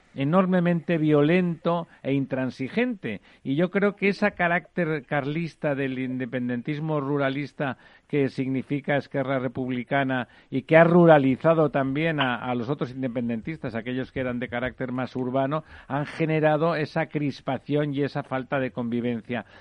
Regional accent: Catalonia, Spain; yo también soy catalán

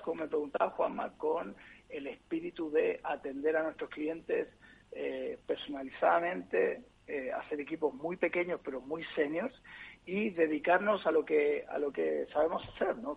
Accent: Chile; moved away as an adult; also born or lived in Spain; now in Madrid, Spain; aunque soy chileno y llevo 20 años en España

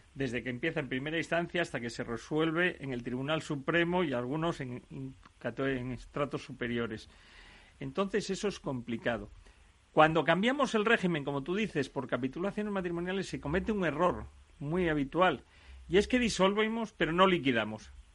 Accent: Asturias, Spain; que soy asturiano

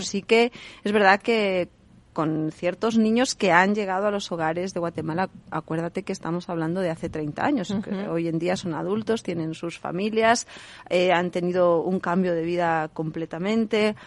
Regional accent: Basque Country, Spain; moved away; yo soy del País Vasco, allí se dice Caiso

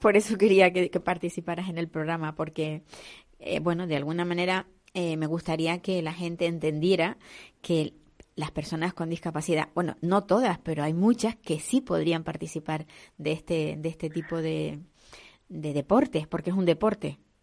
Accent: Canary Islands, Spain; Las guaguas que decimos aquí en Canarias

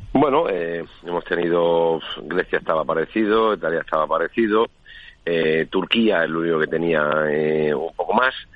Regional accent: Spain; somos nosotros los españoles

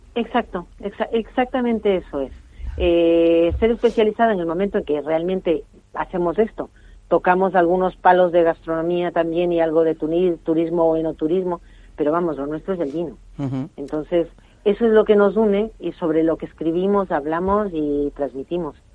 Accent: Spain; como buenos españoles

